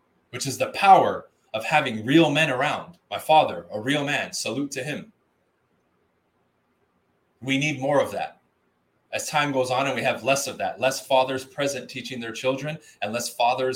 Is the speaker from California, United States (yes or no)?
yes; Huntington Park, California, United States; I grew up in Huntington Park, California, which is right next to South